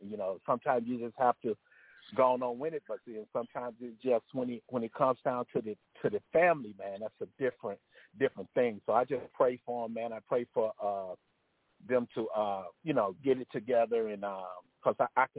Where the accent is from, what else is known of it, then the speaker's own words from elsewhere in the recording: Houston, Texas, United States; I'm from Houston, Texas.